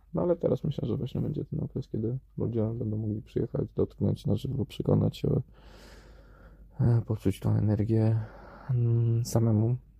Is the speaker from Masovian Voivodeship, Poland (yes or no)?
yes; Warsaw, Masovian Voivodeship, Poland; moved away; urodziłem się w Warszawie i no, nie wiem, szkoła w Warszawie, wszystko w Warszawie